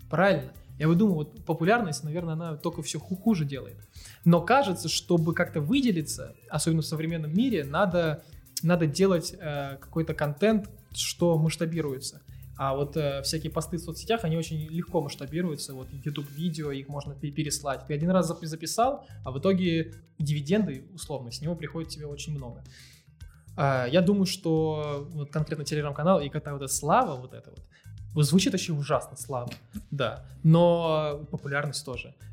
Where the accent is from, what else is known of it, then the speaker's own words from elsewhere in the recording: Moscow, Russia; Я москвич.